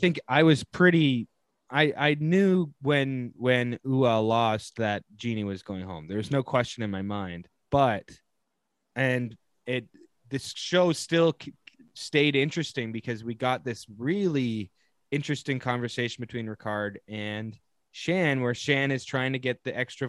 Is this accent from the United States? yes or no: no; Greater Toronto Area, Ontario, Canada; I'm from the GTA